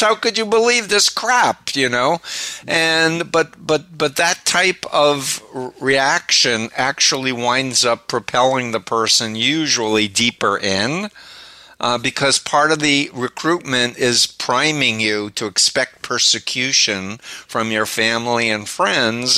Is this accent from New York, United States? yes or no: yes; New York City, New York, United States; I'm from Flushing, Okay. Right near Union Turnpike. And I grew up 1.3 miles from Donald Trump